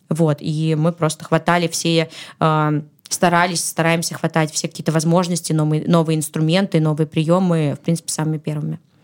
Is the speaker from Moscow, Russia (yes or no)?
no; Saint Petersburg, Russia; я родилась в Петербурге